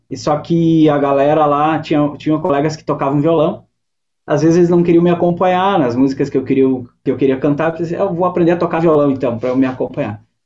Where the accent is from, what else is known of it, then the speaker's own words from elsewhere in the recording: Fagundes Varela, Rio Grande do Sul, Brazil; moved away as an adult; also born or lived in Guaporé / Porto Alegre; now in Viamão, Brazil; eu sou natural da Serra. Eu, eu nasci em Fagundes Varela, e, que é uma cidadezinha bem pequena, colonização italiana. Morei em Guaporé, e daí depois de adulto eu vim para Porto Alegre